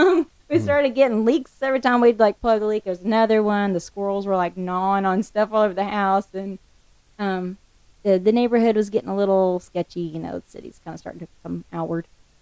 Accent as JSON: {"language": "English", "region": "the Ozarks", "country": "United States", "tie": "born or raised there", "said": "I grew up in the Ozarks. I mean, we lived in the middle of nowhere. I went out my back door and I was in the woods."}